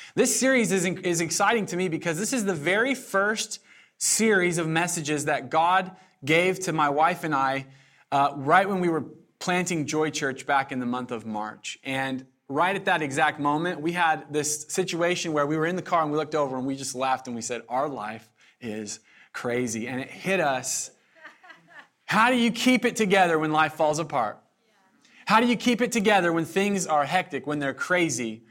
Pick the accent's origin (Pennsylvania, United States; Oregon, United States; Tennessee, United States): Oregon, United States; Southern; now in Eugene, United States; I'm from Southern Oregon